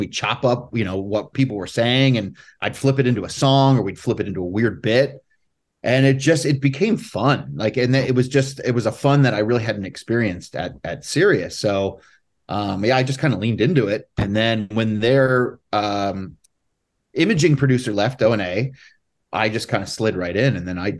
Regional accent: Allentown, Pennsylvania, United States; I grew up in Allentown, Pennsylvania, and I was just playing in bands

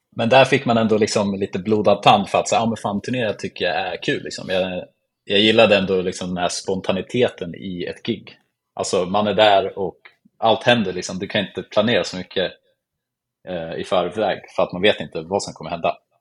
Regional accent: Eskilstuna, Södermanland, Sweden; så jag bor och är uppväxt i Eskilstuna som ligger typ en timme utanför Stockholm

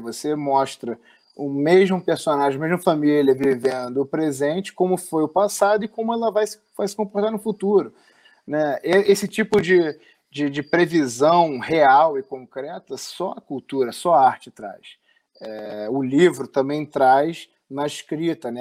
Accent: Rio de Janeiro, Brazil; no bairro que eu fui criado aqui no, no Rio de Janeiro

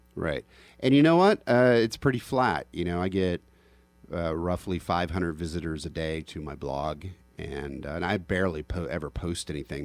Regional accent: United States; just an American

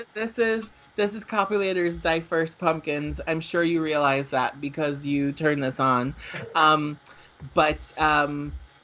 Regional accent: New York, United States; also born or lived in New Jersey; We're both Italian. We're both from New York.

